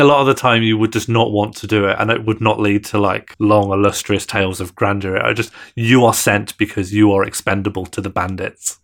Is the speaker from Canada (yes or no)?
no; Ireland; I'm from an Irish Catholic family and community